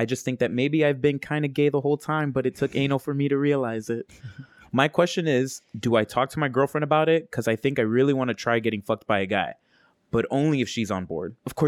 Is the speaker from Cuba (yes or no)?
yes; Cuba; Right. I'm from Cuba, remember? This technology.